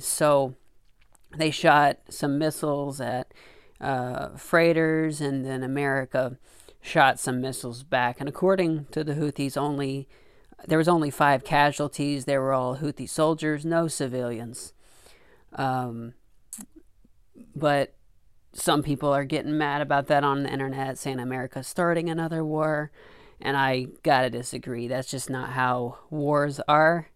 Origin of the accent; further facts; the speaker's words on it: Arkansas, United States; I grew up in Arkansas